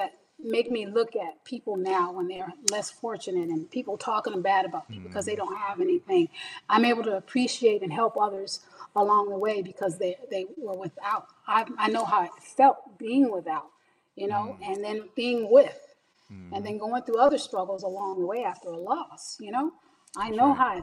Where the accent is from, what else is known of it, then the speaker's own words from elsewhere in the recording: Pasadena, California, United States; also born or lived in Altadena, California; we grew up in Pasadena, California, and we call it Dina because we moved from Pasadena to Altadena